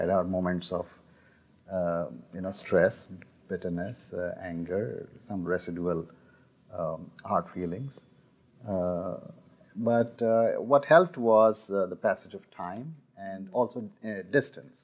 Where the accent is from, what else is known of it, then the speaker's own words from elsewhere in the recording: Delhi, India; we grew up in Delhi